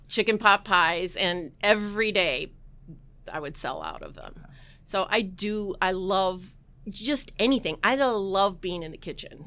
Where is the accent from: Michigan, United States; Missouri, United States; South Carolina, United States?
Missouri, United States; Southern; I grew up in Missouri and Southern Missouri